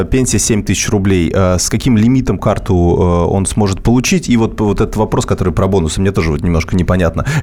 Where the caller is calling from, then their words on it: Kazan, Tatarstan, Russia; Я звоню из Казани.